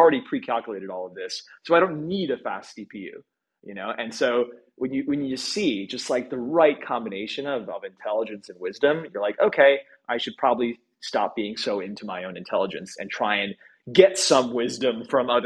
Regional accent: Midwest, United States; now in Bay Area, United States; I come from the Midwest

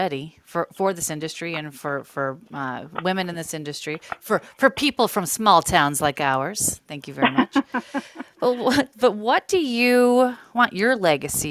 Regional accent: Illinois, United States; born or raised there

